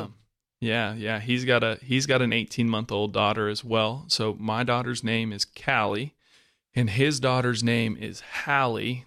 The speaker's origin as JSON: {"language": "English", "region": "Arizona", "country": "United States", "said": "We're both from Arizona"}